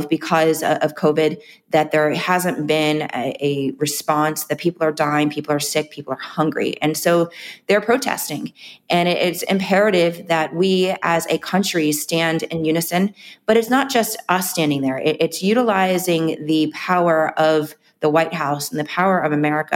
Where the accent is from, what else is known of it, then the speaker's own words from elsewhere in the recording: Miami, Florida, United States; growing up in Miami, my back neighbors, friends that were Cuban